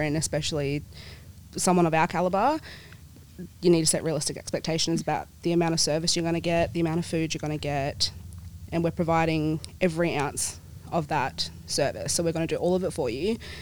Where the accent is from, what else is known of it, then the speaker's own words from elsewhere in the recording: Perth, Western Australia, Australia; also born or lived in New Zealand / Swan Valley; My whole family and I, we moved over here to Perth when I was about four. Dad's in the mining industry, so we've lived in a few states, but always end up coming back to Perth